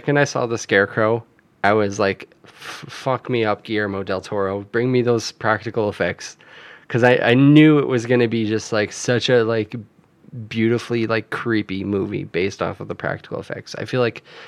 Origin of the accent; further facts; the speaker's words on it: Canada; we grew up in Canada